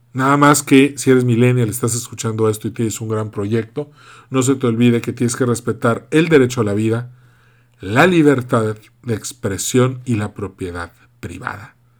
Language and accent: Spanish; Yucatán, Mexico; also born or lived in Monterrey, Nuevo León; yo soy yucateco. Mitad yucateco, mitad regiomontano